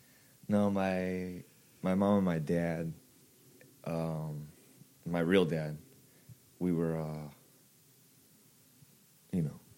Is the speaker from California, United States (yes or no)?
yes; Whittier, California, United States; Born and raised in Whittier.